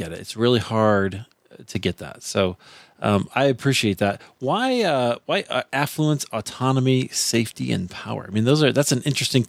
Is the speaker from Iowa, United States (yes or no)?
yes; Iowa, United States; I grew up in Iowa, right? So I was very much like Oregon in the sense that it's one of the top five whitest places in the country